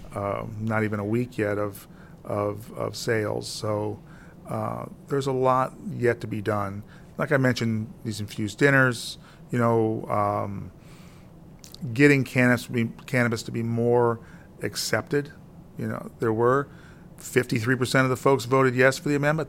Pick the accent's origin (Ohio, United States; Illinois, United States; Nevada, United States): Illinois, United States; Granite City; as a kid growing up in Granite City